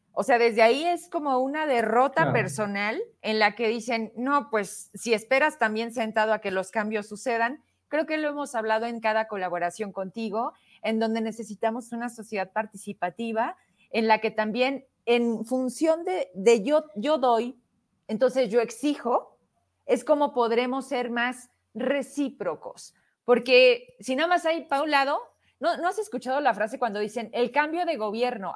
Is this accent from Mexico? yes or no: yes; Mexico